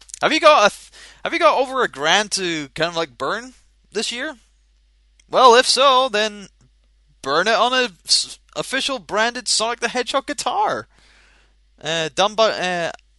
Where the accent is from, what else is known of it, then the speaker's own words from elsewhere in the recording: Scotland, United Kingdom; I'm Scottish